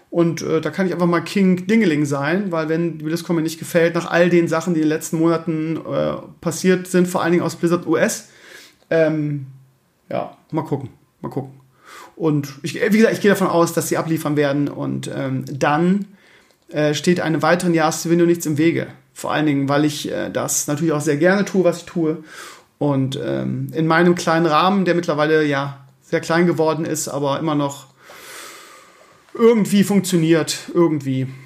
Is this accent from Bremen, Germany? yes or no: yes; Bremen, Germany; man ist ja Kummer gewohnt als Bremer